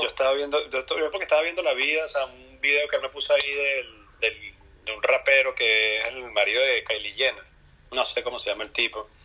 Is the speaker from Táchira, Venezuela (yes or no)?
no; Caracas, Capital District, Venezuela; como buen caraqueño